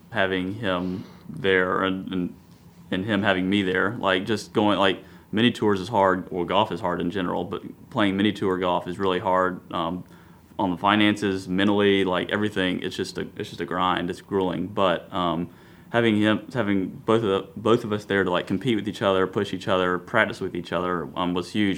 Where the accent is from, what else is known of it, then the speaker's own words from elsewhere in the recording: Columbia, South Carolina, United States; grew up Columbia, went to South Carolina